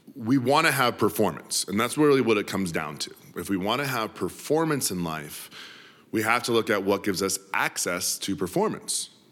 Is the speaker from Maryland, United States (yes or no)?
no; Denver, Colorado, United States; was born and raised in Denver City